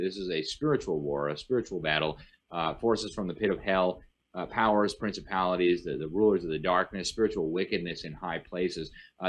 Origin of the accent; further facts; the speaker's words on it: United States; as an American, somebody who's very proud of my country, somebody who loves my country.